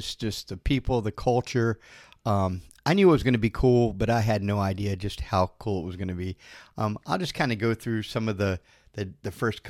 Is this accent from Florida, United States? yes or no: yes; Florida, United States; I was from Florida.